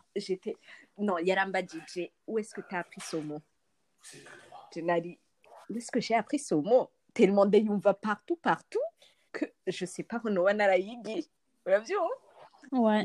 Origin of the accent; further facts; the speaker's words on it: Burundi; notre langue c'est le reflet de tout ce qu'on représente en tant que Burundais, Burundaise.